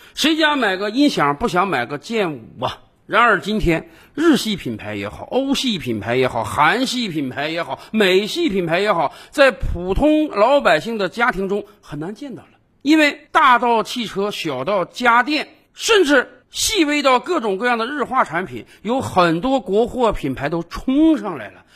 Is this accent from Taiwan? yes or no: no; China